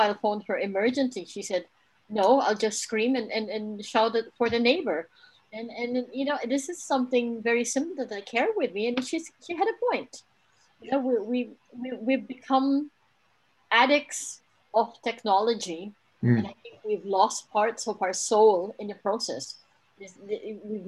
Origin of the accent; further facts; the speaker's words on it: Kenya; moved away; I grew up in Kenya where I ran around with children in the compound around trees.